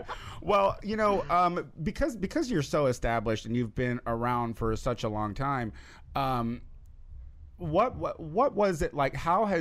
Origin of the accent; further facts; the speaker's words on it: Clinton, Illinois, United States; moved away; I am from Clinton, Illinois, which is just down Route 10 a ways.